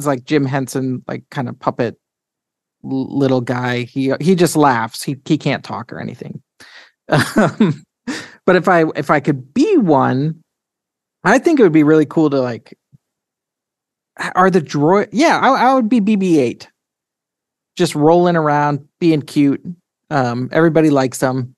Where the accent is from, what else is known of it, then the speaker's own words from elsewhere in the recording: St. Albert, Alberta, Canada; And I was born in a town near Edmonton, Alberta, Canada, called St. Albert.